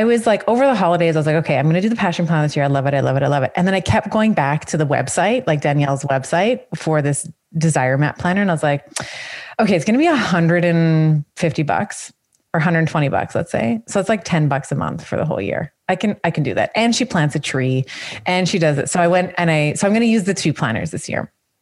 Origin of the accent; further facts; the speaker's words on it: Canada; as a Canadian